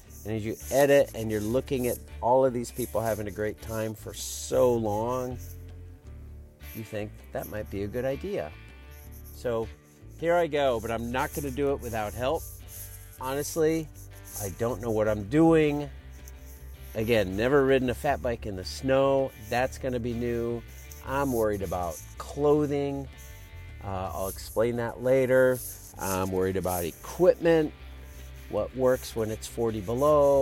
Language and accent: English; Iowa, United States